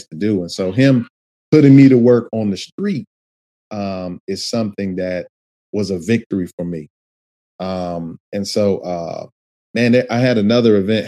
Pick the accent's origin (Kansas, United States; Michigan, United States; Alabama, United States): Michigan, United States; Detroit; conditions of kind of how I grew up in Detroit